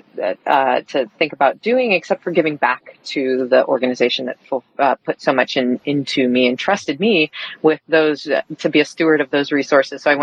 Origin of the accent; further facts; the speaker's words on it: Washington, United States; also born or lived in Guatemala; I grew up in Washington State by way of Guatemala